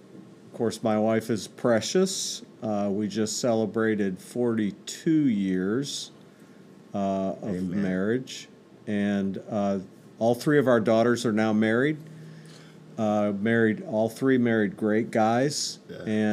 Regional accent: New York, United States; also born or lived in Texas; Well, I was born in Texas, grew up all across upstate New York. My dad was a church planter.

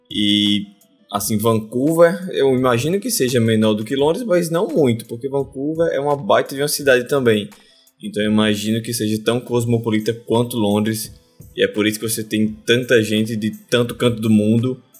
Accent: Brazil; moved away; 100% BR.

